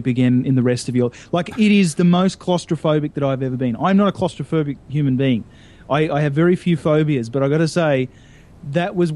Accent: Australia; I'm Australian

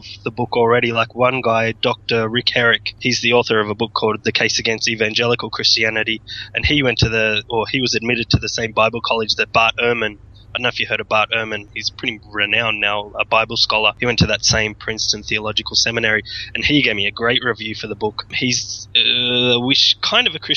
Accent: Sydney, New South Wales, Australia; accent: Australian; moved away as an adult; also born or lived in Tasmania; now in Japan; I'm from Sydney originally. I lived in Tassie

